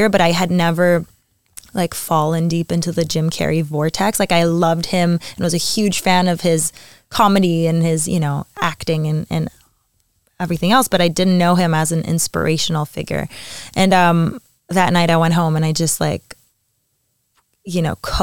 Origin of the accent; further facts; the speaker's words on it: Montreal, Quebec, Canada; moved away as an adult; now in Paris, France; I had to move out of Montreal. I moved to Paris 8 months ago